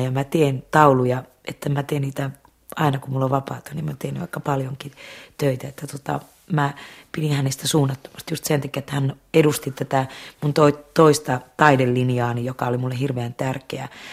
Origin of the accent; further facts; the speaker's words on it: Laukaa, Central Finland, Finland; Sy Jussila oli mun keskikoulussa mun musiikkinopettaja ja Laukaan kanttori. Ja hän sitten niinku opasti omalla tavallaan sitten mua siellä Laukaassa